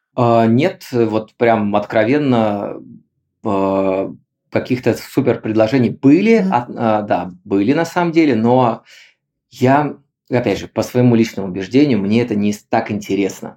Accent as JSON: {"language": "Russian", "town": "Kaliningrad", "region": "Kaliningrad Oblast", "country": "Russia", "tie": "born or raised there", "also_born_or_lived": "Bali", "moved": "as an adult", "said": "сам я из Калининграда, и родился в Калининграде"}